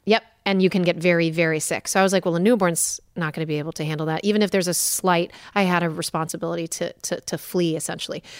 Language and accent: English; Milford, Connecticut, United States; now in Orange County, United States; I'm from Milford, Connecticut originally